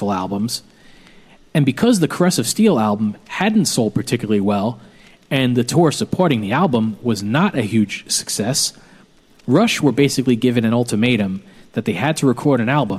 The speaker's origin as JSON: {"language": "English", "town": "New York City", "region": "New York", "country": "United States", "tie": "born or raised there", "said": "our house where I grew up in Bensonhurst, Brooklyn"}